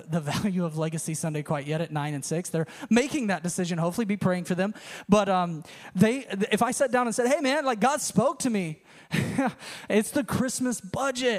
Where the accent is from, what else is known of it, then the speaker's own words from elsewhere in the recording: United States; moved away; also born or lived in Tennessee; I grew up in the Panhandle